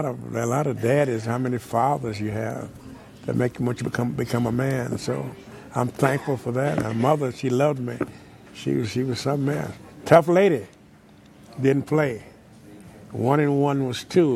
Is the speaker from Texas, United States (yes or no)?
yes; Wichita Falls, Texas, United States; also born or lived in Waxahachie, Texas; I grew up in Wichita Falls, Texas, 601 Dallas Street